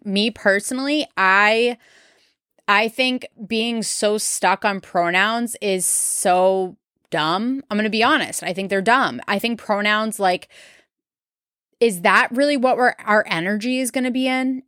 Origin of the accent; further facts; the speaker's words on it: New England, Massachusetts, United States; I am from New England, Massachusetts specifically